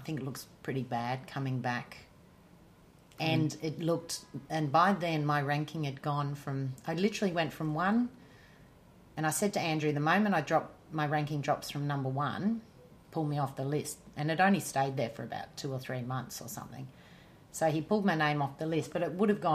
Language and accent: English; Melbourne, Victoria, Australia; also born or lived in north of England; there was such a relief to have won in my hometown